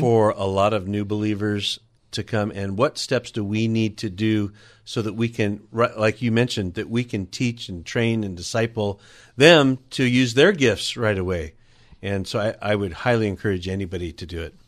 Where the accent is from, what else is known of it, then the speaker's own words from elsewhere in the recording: California, United States; landed here in California. That's pretty much where I grew up and was, was raised